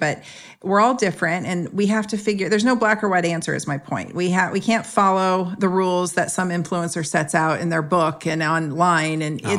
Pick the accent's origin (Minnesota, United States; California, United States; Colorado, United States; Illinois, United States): California, United States; San Jose; I was sprayed with malathion when I was a kid growing up in San Jose in Northern California when they were spraying the fruit flies.